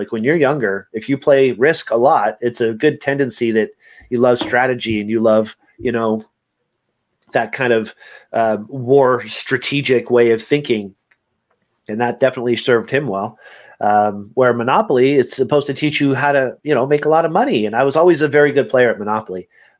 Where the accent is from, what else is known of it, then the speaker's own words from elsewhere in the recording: Montreal, Quebec, Canada; born there; I was born in Montreal, and it's a French name, and we were playing a lot of games when I was younger because that's what we did.